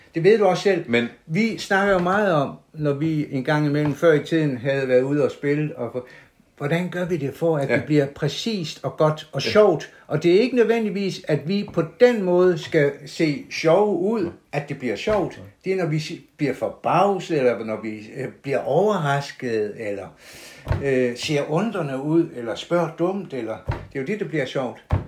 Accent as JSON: {"language": "Danish", "area": "South Jutland", "region": "Southern Denmark", "country": "Denmark", "accent": "Sønderjysk (South Jutlandic)", "first_language": "South Jutlandic", "said": "så jeg vil bruge mit modersmål"}